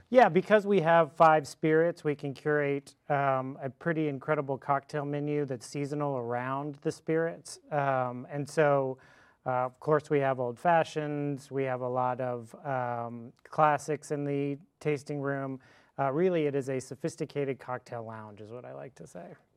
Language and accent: English; Fort Worth, Texas, United States; I'm from Fort Worth. I was born and raised